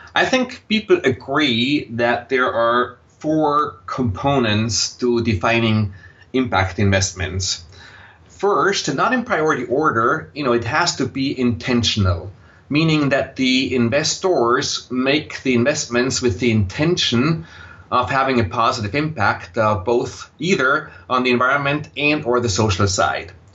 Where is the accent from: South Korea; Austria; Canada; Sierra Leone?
Austria; accent: Austrian, German; English is a second language; moved away as an adult; also born or lived in Vienna; now in United States; you will detect a slight accent in my voice, and that accent is Austrian, uh, German. So I grew up in Austria